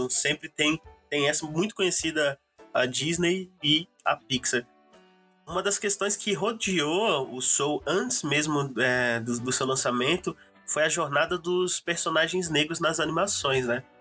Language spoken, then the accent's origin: Portuguese; São Paulo, Brazil; Sou do Grajaújão